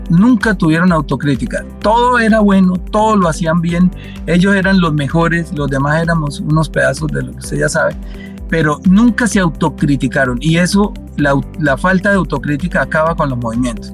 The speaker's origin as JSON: {"language": "Spanish", "country": "Colombia", "said": "en mi país"}